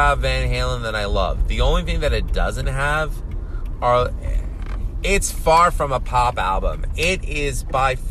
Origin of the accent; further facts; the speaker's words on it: New York City, New York, United States; first language Greek; English is a second language; I grew up in Astoria, Queens. My parents are immigrants from Greece.